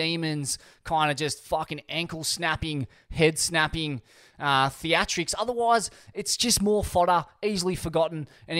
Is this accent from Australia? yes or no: yes; Australia; Being an Australian on tour and not being able to pull a quality beer is literally a national disgrace.